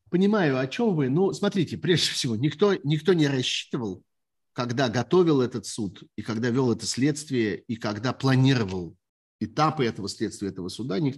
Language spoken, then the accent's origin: Russian; Kharkiv, Kharkiv Oblast, Ukraine